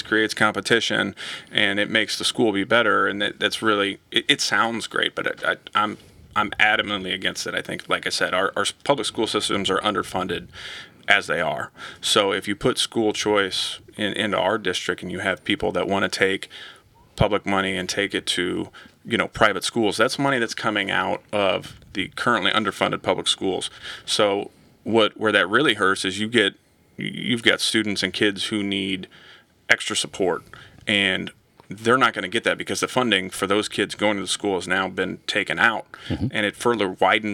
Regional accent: Lee's Summit, Missouri, United States; moved away as an adult; also born or lived in St. Louis; now in Wentzville, United States; I grew up in Lee's Summit, which is southeast Kansas City

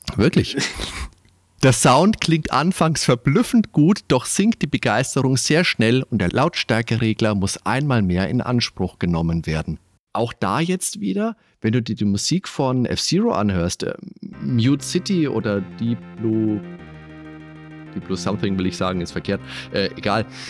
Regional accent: Germany; bei uns in Deutschland

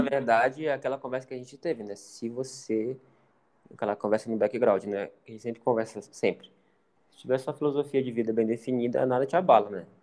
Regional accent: Pará, Brazil; moved away; eu sou do Pará, a pessoa sabe que eu sou do Pará

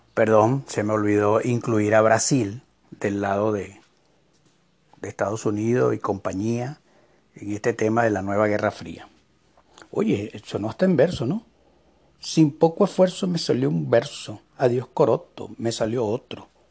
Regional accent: Venezuela; moved away as an adult; yo como venezolano que sufro una dictadura socialista, que salí de mi país hace cuatro años

